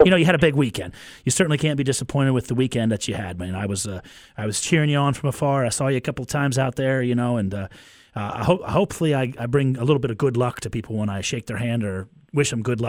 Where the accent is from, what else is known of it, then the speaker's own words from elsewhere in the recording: Pennsylvania, United States; moved away; my hometown, real small town in Pennsylvania.